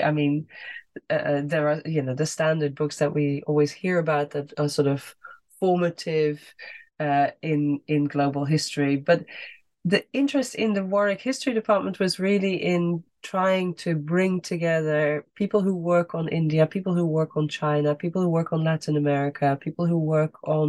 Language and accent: English; Netherlands; So I grew up in the Netherlands. … maybe suggests that already. And I went to school in the Netherlands